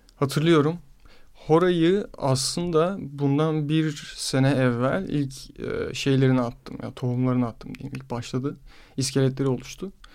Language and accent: Turkish; Istanbul, Turkey; Yarımada'da büyüdüm. Böyle çocukluğum hep arka o sokakların kıvrımlarını keşfederek falan geçti.